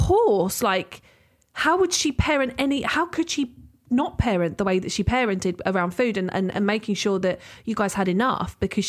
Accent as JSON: {"language": "English", "town": "Maidstone", "region": "South East England", "country": "United Kingdom", "said": "I'm from Maidstone, not Medway"}